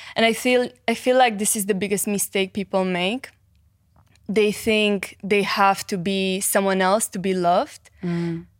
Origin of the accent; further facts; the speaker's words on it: Cluj-Napoca, Cluj County, Romania; English is a second language; I was born in Romania mm-hmm. in a city called Cluj.